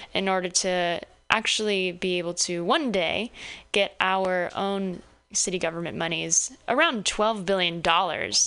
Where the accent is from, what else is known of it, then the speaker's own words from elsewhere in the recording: Southern California, United States; moved away as an adult; now in San Francisco, United States; I grew up in Southern California and I came out here to go to Stanford